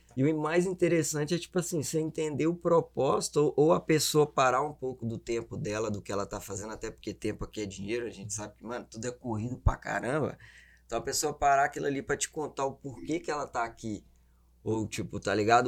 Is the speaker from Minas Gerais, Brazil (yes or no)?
yes; Belo Horizonte, Minas Gerais, Brazil; accent: mineiro; moved away; also born or lived in Governador Valadares; Zona Leste BH, Boa Vista